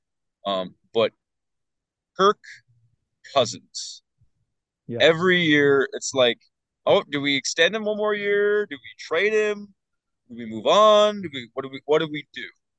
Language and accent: English; Fargo, North Dakota, United States; I'm a big Carson Wentz guy. I'm from the Fargo area.